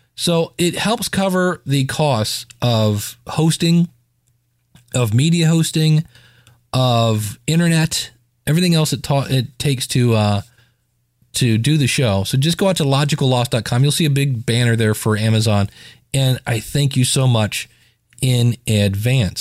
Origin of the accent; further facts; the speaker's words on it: Akron, Ohio, United States; my hometown of Akron, Ohio